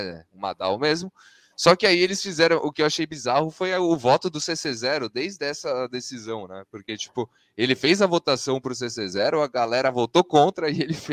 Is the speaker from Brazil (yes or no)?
yes; Brazil; como bons brasileiros, sempre tomamos o geoblock, né? Então, pra gente ainda não liberou, né?